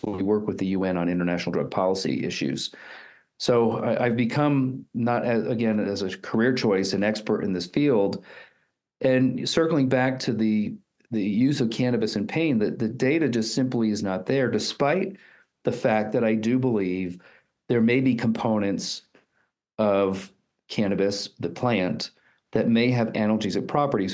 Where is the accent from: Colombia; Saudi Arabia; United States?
United States; East Coast; moved away as an adult; also born or lived in Houston, Texas / Utah; now in Colorado Springs, United States; I'm I'm originally from the East Coast